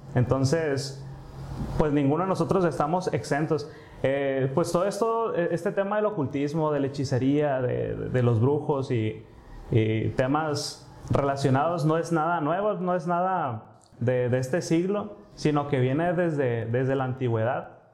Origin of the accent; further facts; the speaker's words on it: Mexico; como mexicanos sabemos